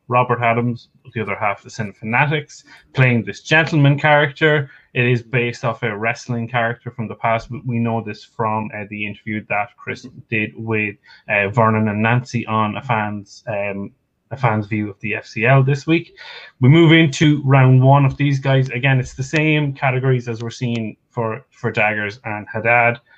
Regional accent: Ireland; accent: Irish; I'm, I'm Irish. Okay, it's the accent.

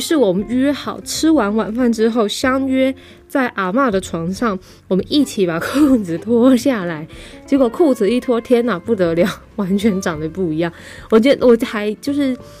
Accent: Taipei, Taiwan; now in Tainan, Taiwan; 我是台北人嘛

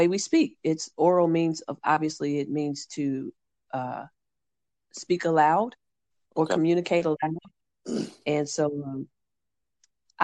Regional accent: Oklahoma City, Oklahoma, United States; also born or lived in China; now in Columbus, Georgia, United States; I am originally from Oklahoma City

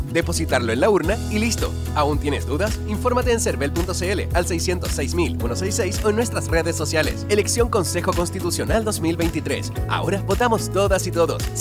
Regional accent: Longaví, Maule, Chile; De acá, venimos a comprar, yo soy de acá de Longavís... Entonces, toda la vida yo he comprado aquí y la gente la conozco a todas.

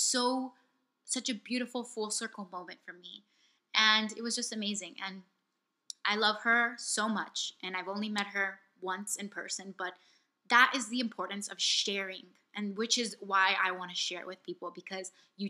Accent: Miami, Florida, United States; I'm from Miami

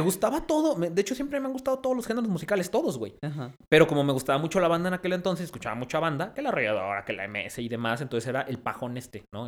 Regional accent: León, Guanajuato, Mexico; also born or lived in Mexico City; now in Zacatecas, Mexico; yo nací en León.

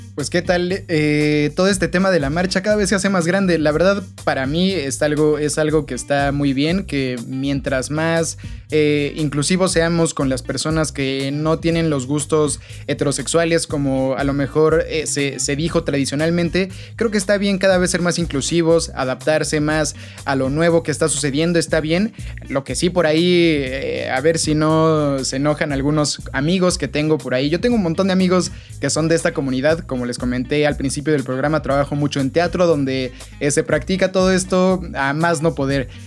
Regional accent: Mexico; nosotros como ciudadanos, como eh, mexicanos

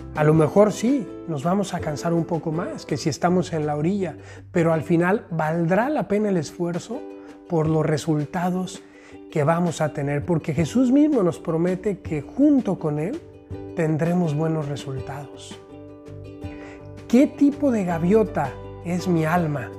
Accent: Mexico; also born or lived in Rome; now in Guadalajara, Mexico; aquí desde México país, ya disfrutando en mi tierra

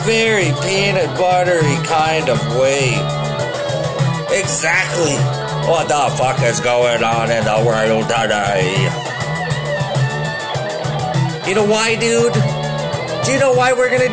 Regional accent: Saskatoon, Saskatchewan, Canada; moved away; also born or lived in Vancouver; I was from Saskatoon

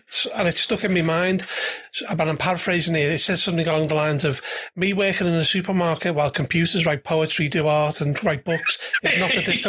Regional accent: United Kingdom; American politics terrifies me as a Brit.

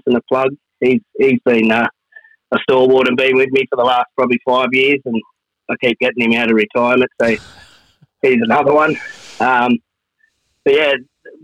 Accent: Maryland, New South Wales, Australia; I grew up out in Maryland

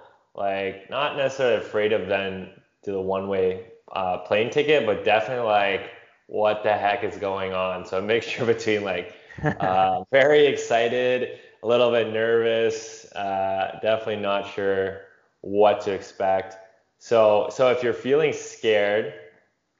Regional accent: London, Ontario, Canada; moved away as an adult; I'm actually back in my hometown in London, Ontario, Canada, visiting

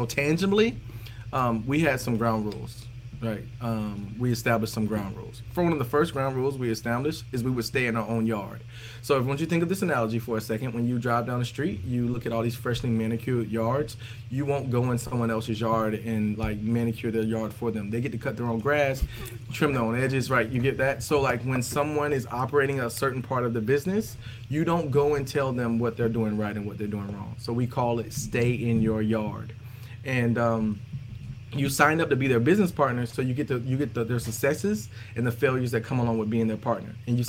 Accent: the South, United States; We're from the South, so we kind of have those dynamics from that standpoint.

